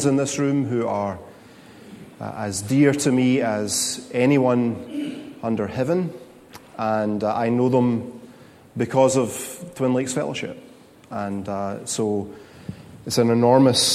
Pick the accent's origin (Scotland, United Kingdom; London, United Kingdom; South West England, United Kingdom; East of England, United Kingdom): Scotland, United Kingdom; moved away; As a Scotsman, I want you to know that negativity and hand-wringing and brow-furrowing is my cultural default setting